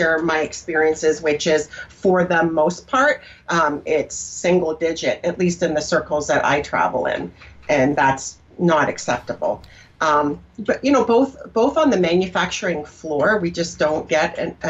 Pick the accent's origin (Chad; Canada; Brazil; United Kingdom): Canada; now in United States; So I was Canadian at the time. I'm an American now